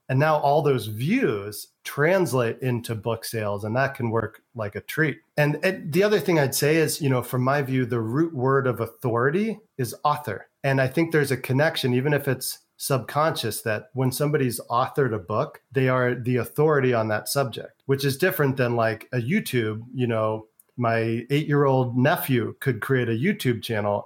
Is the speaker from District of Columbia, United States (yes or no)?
no; San Francisco, California, United States; moved away as an adult; also born or lived in Europe / Asia / the South; now in Las Vegas, United States; I was born in San Francisco, California, two blocks from Haight Asbury, grew up in the San Francisco Bay Area, went to California public schools my entire education